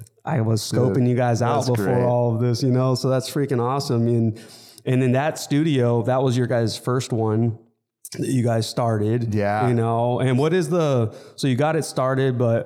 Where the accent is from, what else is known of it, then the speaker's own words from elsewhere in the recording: Palm Desert, California, United States; I grew up in Palm Desert